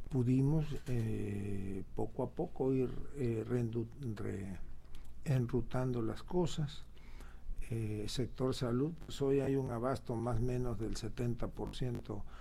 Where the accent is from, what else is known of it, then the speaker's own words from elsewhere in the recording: Tabasco, Mexico; somos privilegiados los tabasqueños por haber nacido o habernos criado aquí entre tanta agua. Es un estado, y no es porque seamos tabasqueños, pero es un estado hermoso.